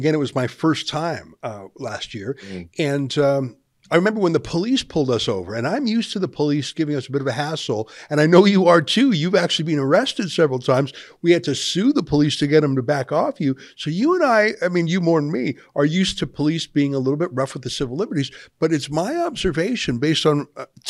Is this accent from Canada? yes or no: yes; Canada; as a Canadian.